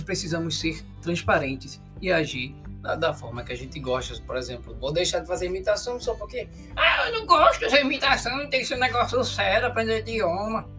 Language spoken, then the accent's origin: Portuguese; Pernambuco, Brazil; accent: nordestino; da minha terra, de Pernambuco